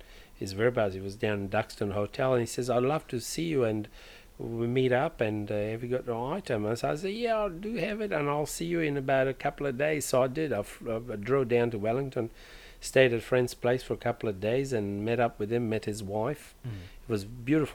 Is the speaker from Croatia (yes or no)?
yes; Croatia; moved away; where I come from. I was born in Croatia